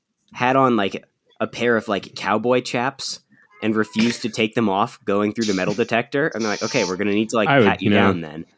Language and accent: English; Virginia, United States; since I'm a Virginia boy, I usually fly out of like DC.